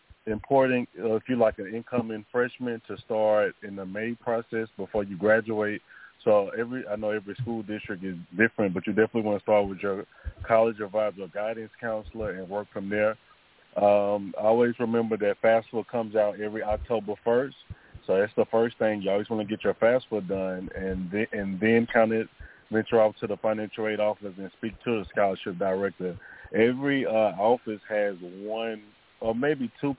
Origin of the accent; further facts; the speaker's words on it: Shreveport, Louisiana, United States; I'm from Shreveport, Louisiana